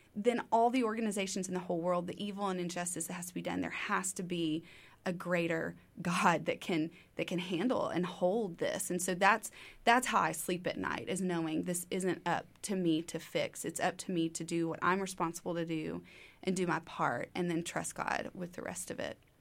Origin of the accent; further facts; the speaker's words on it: Tyler, Texas, United States; moved away as an adult; now in Waco, United States; Originally, I'm from Tyler, Texas, about two and a half hours east on thirty-one